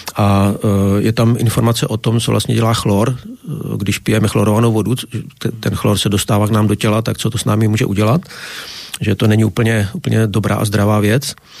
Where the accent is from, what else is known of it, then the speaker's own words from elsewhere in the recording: Bohemia, Czechia; jsem z Čech, to poznáte podle řeči.